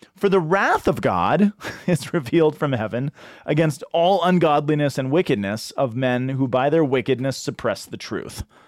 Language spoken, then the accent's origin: English; Boulder, Colorado, United States; I'm from Boulder